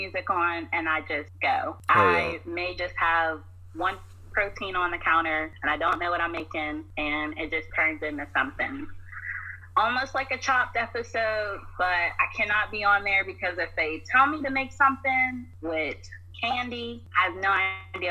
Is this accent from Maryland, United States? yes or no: no; North Carolina, United States; also born or lived in Pittsburgh, Pennsylvania; now in Virginia, United States; I'm originally from North Carolina